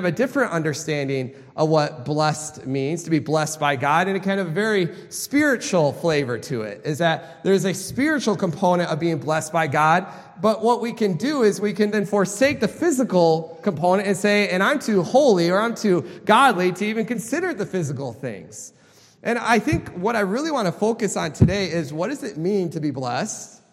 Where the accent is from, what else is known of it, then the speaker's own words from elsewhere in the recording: Michigan, United States; I grew up in Michigan